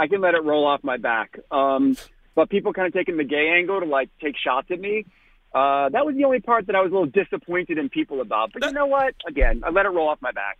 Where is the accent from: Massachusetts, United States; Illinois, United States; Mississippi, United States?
Massachusetts, United States; Boston; now in New York, United States; I'm from Boston. My entire family is like diehard Red Sox fans